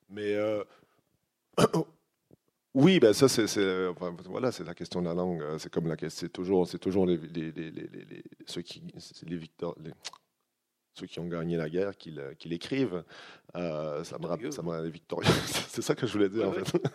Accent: Quebec, Canada; moved away; je suis quand même plus québécois, je suis capable de reprendre mon accent, c'est facile

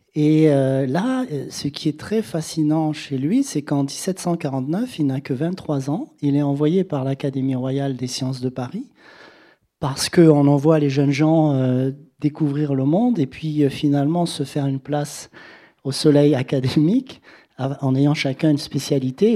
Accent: Senegal; moved away; j'ai vécu au Sénégal, que j'ai été élevé au Sénégal

